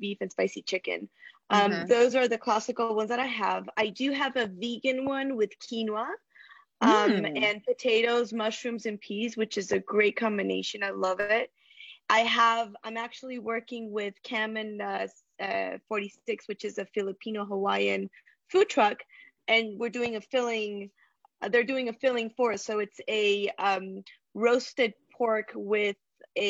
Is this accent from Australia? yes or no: no; Bolivia; moved away as an adult; now in United States; I was born and raised in Bolivia. I got here in 1999 when I was 18 years old.